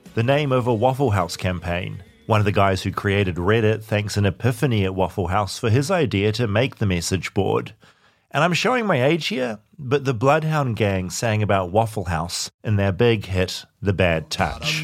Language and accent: English; New Zealand; I'm from New Zealand